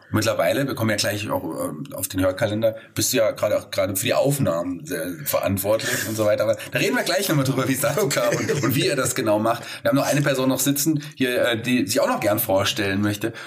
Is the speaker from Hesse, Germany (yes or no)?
yes; Fulda, Hesse, Germany; ich bin leider zwar gebürtiger Fulderer